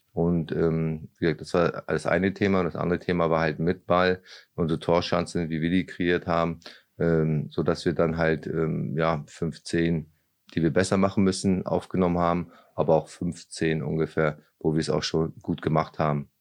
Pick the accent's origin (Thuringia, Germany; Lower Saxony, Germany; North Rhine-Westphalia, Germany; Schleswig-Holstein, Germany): Schleswig-Holstein, Germany; Lübeck; moved away as an adult; also born or lived in Braunschweig; now in Osnabrück, Germany; ich bin ja in Lübeck aufgewachsen